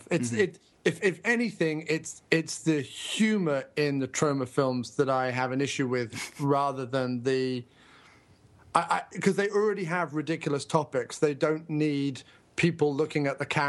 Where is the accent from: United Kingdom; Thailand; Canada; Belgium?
United Kingdom; Guildford, South East England; my hometown, a place called Guildford